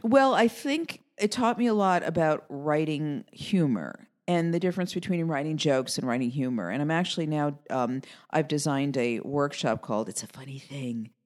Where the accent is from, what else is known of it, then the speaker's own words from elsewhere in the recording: New York City, New York, United States; my family growing up in Queens